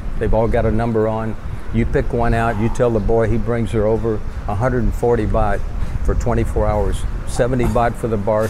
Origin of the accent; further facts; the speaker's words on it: Texarkana, Texas, United States; moved away as an adult; now in Pattaya, Thailand; From America, from Texarkana, Texas.